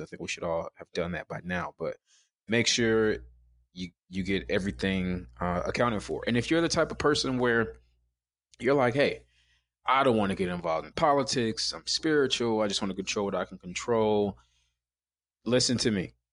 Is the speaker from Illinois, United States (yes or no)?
yes; Chicago, Illinois, United States; I'm from Chicago. So black guys from Chicago